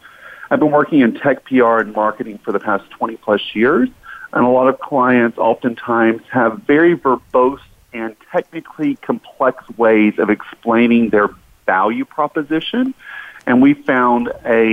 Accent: Gulf Coast, United States; now in Atlanta, United States; my childhood growing up on the Gulf Coast.

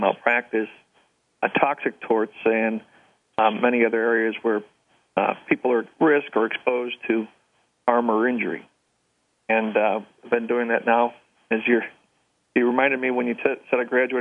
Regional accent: St. Louis, Missouri, United States; also born or lived in New Orleans, Louisiana; I'm a St. Louisan by birth and nativity. I grew up here in St. Louis

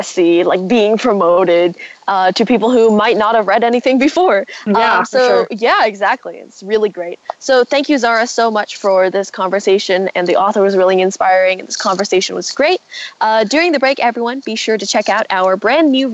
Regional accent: United States; I'm Asian American

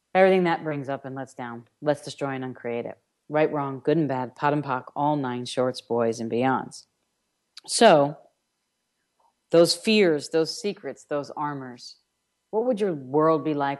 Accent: New York, United States; I'm from New York

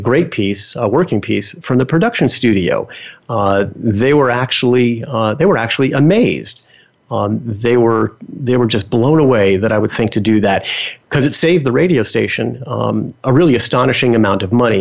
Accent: Bergen County, New Jersey, United States; also born or lived in Bronx, New York City; I grew up in New Jersey

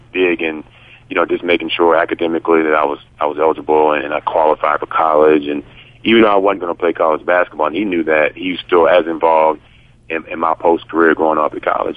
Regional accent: Yorktown, Virginia, United States; growing up in Virginia, obviously LT grew up 15 minutes from me in Williamsburg, and I grew up in Yorktown

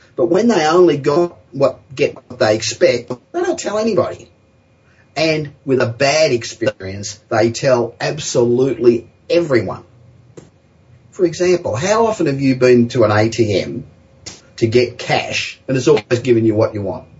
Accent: Los Angeles, California, United States; I'm back in my hometown of Los Angeles

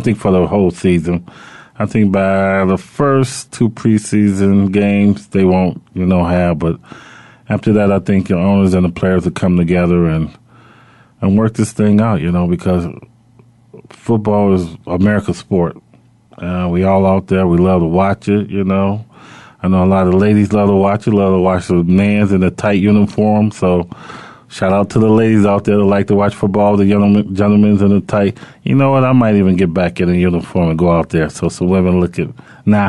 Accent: Chicago, Illinois, United States; Chicago, you know, where I'm from

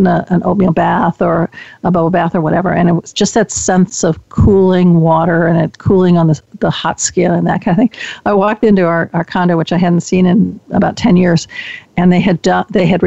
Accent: Chicago, Illinois, United States; now in Bay Area, United States; I was born and raised in Chicago

